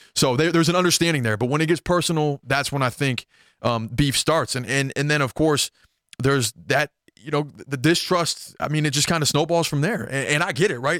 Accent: Minneapolis–Saint Paul, Minnesota, United States; in my hometown of the Twin Cities

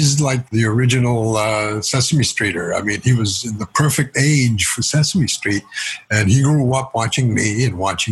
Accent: California, United States; moved away as an adult; also born or lived in Los Angeles; now in New York, United States; I was born in California, but we had family on both sides of the border of U.S. in Baja, California

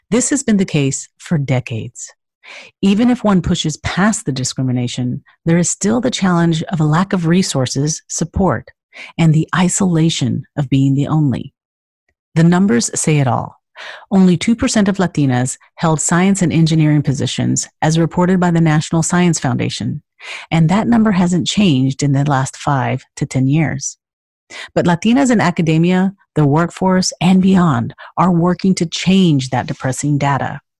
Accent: Chicago, Illinois, United States; English is a second language; So I was born in the United States in Chicago

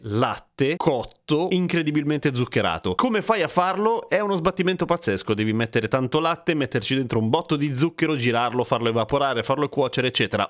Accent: Italy; io sono nato in Italia

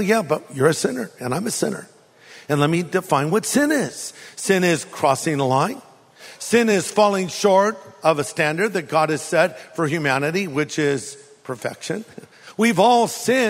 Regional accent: California, United States; I'm from California

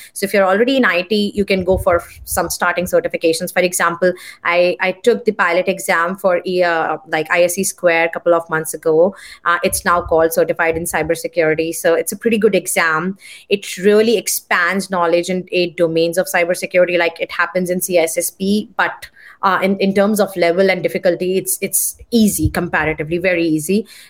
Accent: India; And I know, like, because I come from India, I know how many people they enroll for master programs.

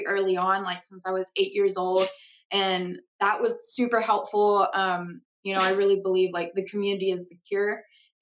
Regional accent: Madisonville, Texas, United States; I am originally from Madisonville, Texas. It's a very, very small town, like right in between Dallas and Houston

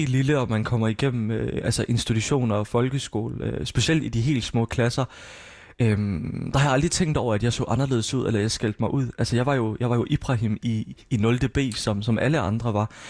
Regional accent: Palestine; at jeg er fra Palæstina, jeg er palæstinenser.

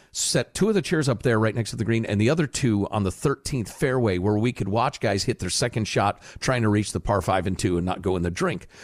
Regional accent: Chicago, Illinois, United States; moved away; I grew up in Chicagoland

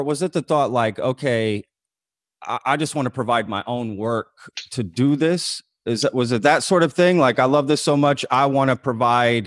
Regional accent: Texas, United States; I grew up with sort of both cultures, but I grew up in Texas too

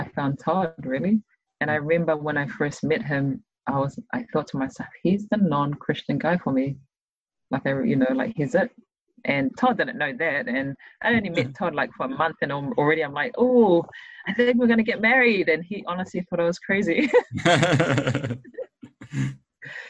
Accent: Auckland, New Zealand; also born or lived in Tonga / Pennsylvania, United States; I'm from Mangere

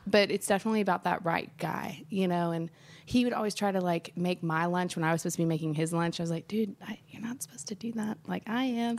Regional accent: Nashville, Tennessee, United States; also born or lived in Memphis; since I grew up here in Nashville

